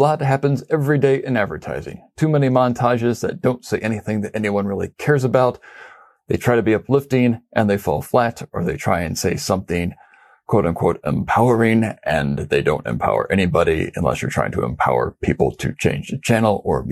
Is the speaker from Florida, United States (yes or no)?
no; Independence, Missouri, United States; I'm from Independence, which is a suburb of Kansas City, the home of the 33rd President of the United States, Harry S. Truman. I grew up literally about 8 miles down the highway from Arrowhead Stadium